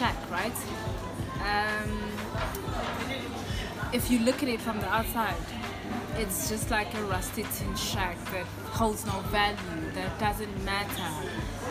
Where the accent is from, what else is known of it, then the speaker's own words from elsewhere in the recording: Inanda, KwaZulu-Natal, South Africa; I'm from Inanda, there are a lot of shacks around